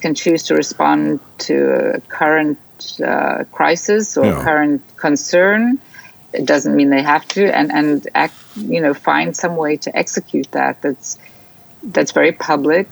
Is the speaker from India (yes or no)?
no; South Africa; growing up in South Africa, which I think is a very important part of my my DNA.